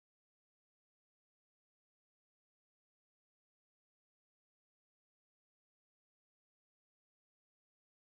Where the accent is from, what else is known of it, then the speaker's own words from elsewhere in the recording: New York City, New York, United States; I was born in 1941 in Brooklyn, and I lived in the same apartment as my grandparents with my mother and father